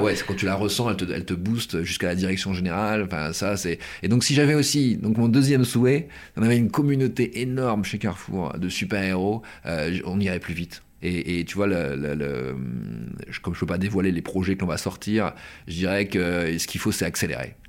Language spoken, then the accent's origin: French; Pas-de-Calais, Hauts-de-France, France; Moi, je viens du Pas-de-Calais, hein, je viens de, je viens de, de, de, de cette région